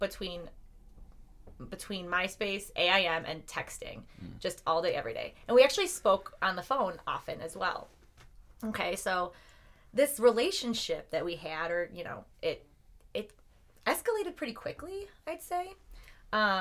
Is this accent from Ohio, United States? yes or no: yes; Parma, Ohio, United States; I'm from Parma.